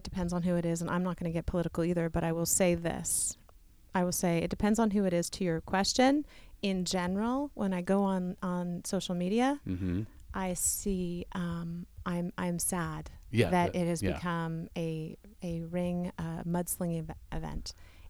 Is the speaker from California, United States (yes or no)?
yes; San Ramon, California, United States; San Ramon, very small town. It was like population 300. It was very small.